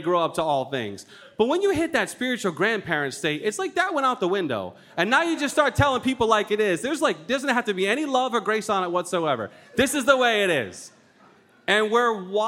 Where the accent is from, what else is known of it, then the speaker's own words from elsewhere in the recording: Rhode Island, United States; also born or lived in Colorado; I'm born and raised in Rhode Island. I'm a New Englander all the way